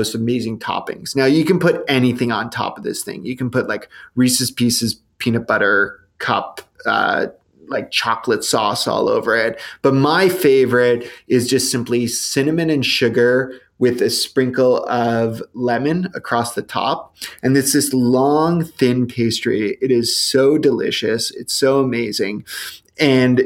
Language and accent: English; Canada; we're Canadian